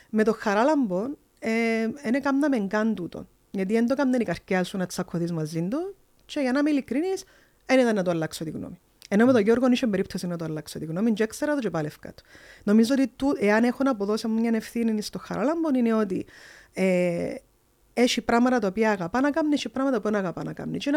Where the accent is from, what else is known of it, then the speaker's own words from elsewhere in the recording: a small village in the Marathasa valley, Limassol District, Cyprus; Εγώ έρχομαι από ένα πολλά μικρό χορκό